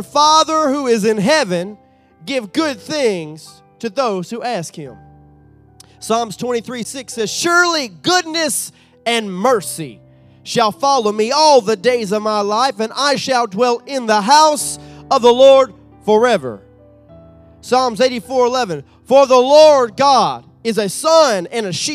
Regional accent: Southeast Texas, United States; moved away as an adult; also born or lived in Sulphur, Louisiana; was raised from 5 to my adulthood in Texas, right there on the border of Cajun country

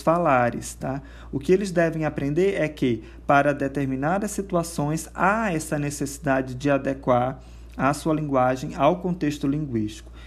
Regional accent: Brazil; do nosso português brasileiro

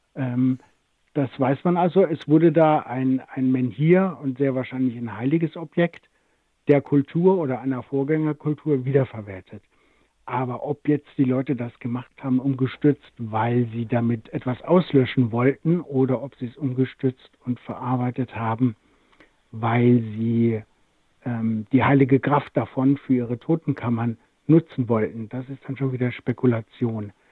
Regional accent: Rhineland-Palatinate, Germany; aus meiner Heimat der Pfalz

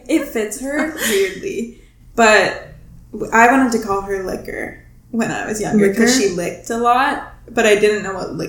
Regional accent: Ohio, United States; moved away; a charming little place called Ohio that my hometown is in, very small town

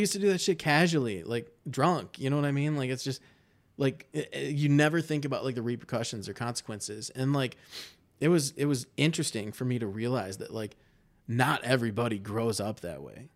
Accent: Livonia, Michigan, United States; now in Ann Arbor, United States; I grew up in Livonia, which is, like, one of my least favorite places on the planet

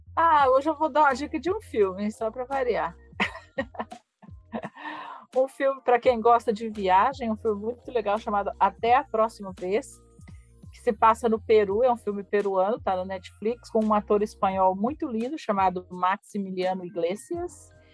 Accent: Mato Grosso do Sul, Brazil; also born or lived in Curitiba; nós somos do Mato Grosso do Sul

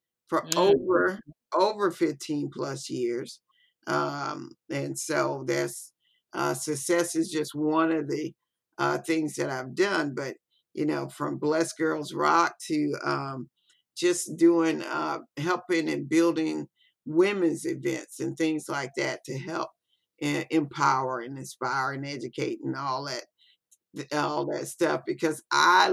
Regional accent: Biloxi, Mississippi, United States; I'm actually here from Biloxi, Mississippi

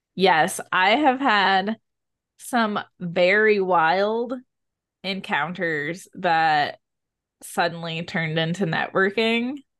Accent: Midwest, United States; I'm from the Midwest

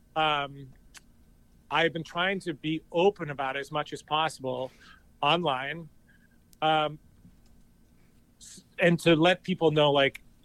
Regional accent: New Hampshire, United States; I grew up in this little town in New Hampshire

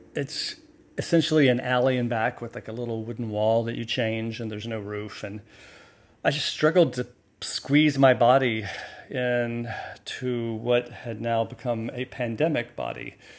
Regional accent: the South, United States; moved away; I grew up in the South, in the bathwater of the Gulf

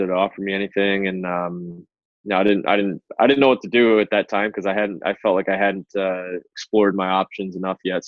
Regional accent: Detroit, Michigan, United States; now in Chicago, United States; I actually grew up in Detroit, Michigan

